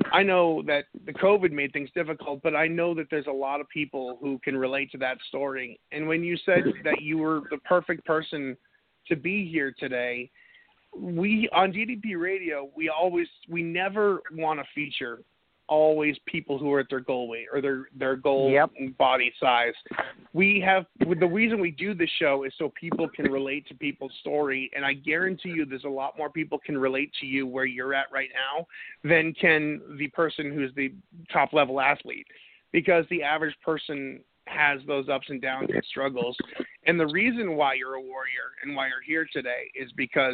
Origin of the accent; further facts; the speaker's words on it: New England, United States; now in North Carolina, United States; I'm from New England